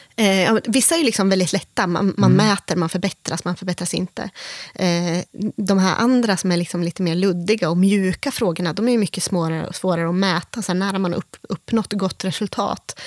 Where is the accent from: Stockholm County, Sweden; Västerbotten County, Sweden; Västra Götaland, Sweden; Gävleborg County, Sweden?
Gävleborg County, Sweden; Järvsö; also born or lived in Korsjö; Jag är född och uppvuxen här i Järvsö